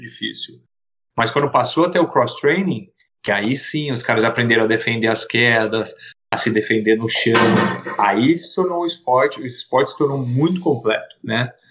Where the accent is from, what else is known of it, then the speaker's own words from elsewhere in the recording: Itatiba, São Paulo, Brazil; em Itatiba, que é a minha cidade natal